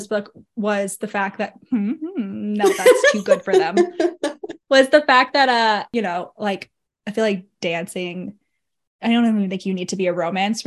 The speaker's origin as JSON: {"language": "English", "country": "United States", "said": "I'm American."}